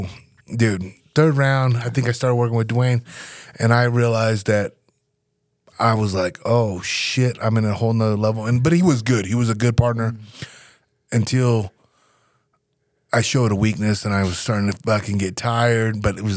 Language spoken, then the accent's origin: English; Nebraska, United States; moved away as an adult; I'm from Nebraska